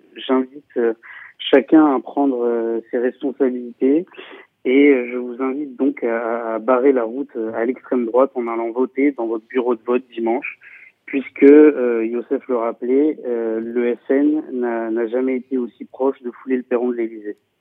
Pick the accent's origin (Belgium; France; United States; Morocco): France; Paris, Île-de-France; moved away as an adult; now in Nantes, France; j'ai 22 ans et je viens de Paris